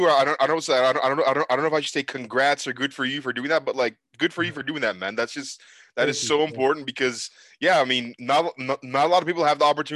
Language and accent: English; Istanbul, Turkey; now in Calgary, Canada; my hometown of Istanbul, Turkey, where I was born